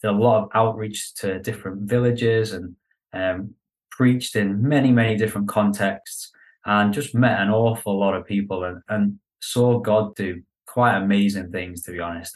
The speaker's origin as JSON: {"language": "English", "town": "Liverpool", "region": "North West England", "country": "United Kingdom", "moved": "as an adult", "lives_now": "London, United Kingdom", "said": "I'm from Liverpool"}